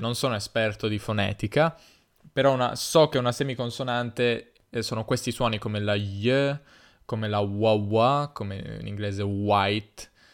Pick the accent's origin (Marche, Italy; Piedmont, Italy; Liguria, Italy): Piedmont, Italy; accent: Piedmontese; io però dico zio perché in Piemonte si dice zio, tutti dicono